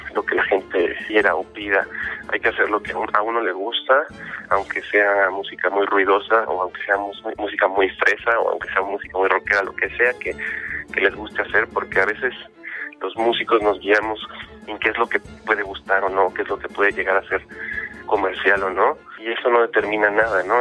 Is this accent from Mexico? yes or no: yes; Mexico City, Mexico; crecimos de tercera, segunda, tercera generación en México, somos chilangos